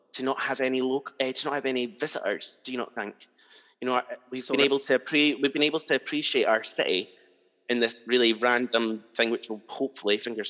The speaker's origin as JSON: {"language": "English", "town": "Kirkcaldy", "region": "Scotland", "country": "United Kingdom", "tie": "born or raised there", "also_born_or_lived": "Glasgow", "moved": "as an adult", "lives_now": "Edinburgh, United Kingdom", "said": "Kirkcaldy in Fife"}